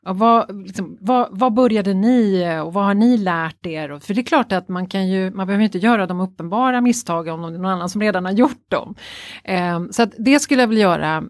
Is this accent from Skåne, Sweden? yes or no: no; Stockholm, Stockholm County, Sweden; jag är ju löjligt förälskad i min hemstad Stockholm. Mm. Eh, jag är ju verkligen det, mm. född och uppvuxen här.